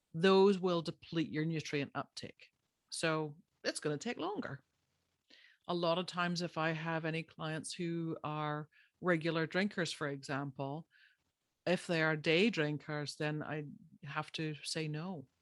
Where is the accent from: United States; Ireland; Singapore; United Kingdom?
Ireland; I'm Irish. By birth, I grew up there.